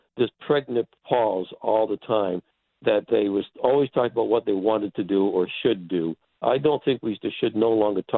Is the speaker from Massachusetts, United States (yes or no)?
yes; Newburyport, Massachusetts, United States; here in my hometown in Newburyport